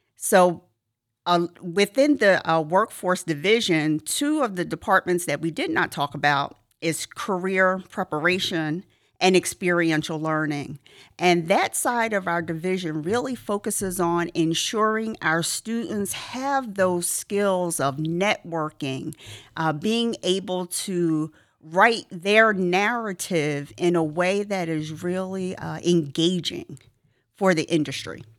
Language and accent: English; Philadelphia, Pennsylvania, United States; moved away as an adult; I grew up in the Philadelphia region